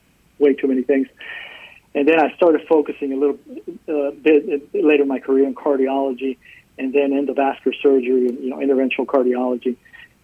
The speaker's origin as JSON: {"language": "English", "region": "South Texas", "country": "United States", "tie": "born or raised there", "also_born_or_lived": "Dallas / Houston", "said": "I grew up in South Texas. I swore never to come back here, and I ended up back here"}